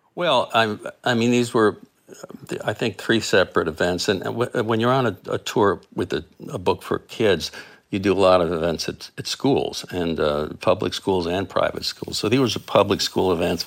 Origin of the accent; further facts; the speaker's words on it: South Florida, United States; I grew up in South Florida